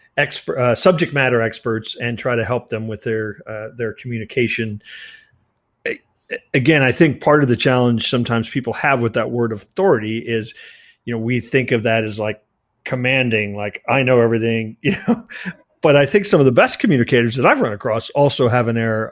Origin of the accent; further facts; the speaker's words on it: Midwest, United States; I'm a Midwesterner